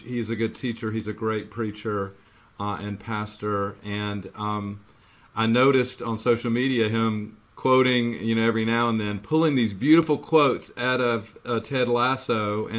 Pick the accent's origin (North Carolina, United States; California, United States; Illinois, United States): North Carolina, United States; Monroe; I grew up in Monroe, just the next town southeast, not quite in South Carolina.